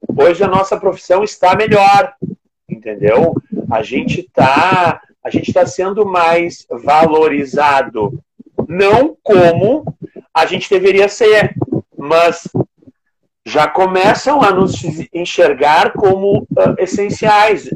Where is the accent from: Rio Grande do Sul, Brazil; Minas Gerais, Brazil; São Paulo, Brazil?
Rio Grande do Sul, Brazil; Rio Grande; eu sou de Rio Grande, Rio Grande do Sul, uma cidade no extremo sul gaúcho